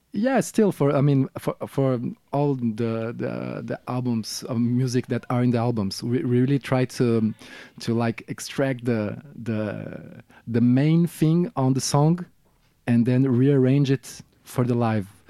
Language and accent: English; Rio de Janeiro, Brazil; English is a second language; moved away as an adult; now in France; I'm from Rio de Janeiro, now based in France, uh, for, um, uh, maybe um, f-, dozen years now.